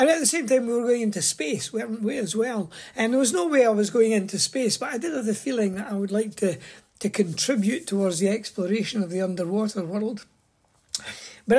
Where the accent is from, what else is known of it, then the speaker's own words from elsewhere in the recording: Scotland, United Kingdom; I was born in Scotland and went to school and was no more interested in the outside world really than any other wee boy. But I did grow up through the 50s and the 60s